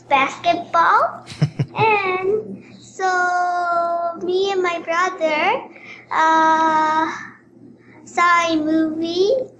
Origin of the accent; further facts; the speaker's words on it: Japan; I'm from Japan.